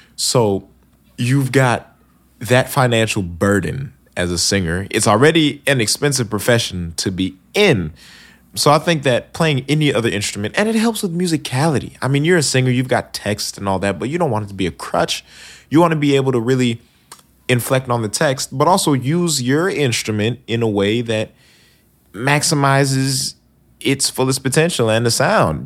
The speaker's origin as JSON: {"language": "English", "town": "Bloomfield", "region": "New Jersey", "country": "United States", "tie": "born or raised there", "also_born_or_lived": "New Brunswick, New Jersey / Princeton, New Jersey / Upper West Side, New York"}